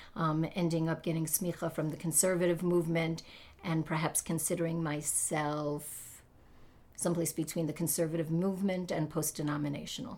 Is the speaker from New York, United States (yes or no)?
yes; New York City, New York, United States; I was brought up in the Haredi community of Brooklyn, New York